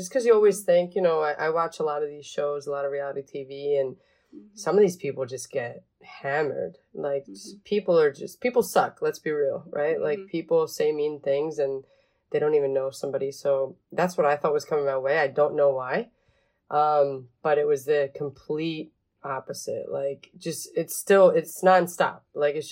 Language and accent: English; Philadelphia area, Pennsylvania, United States; born or raised there; English is a second language; also born or lived in Venezuela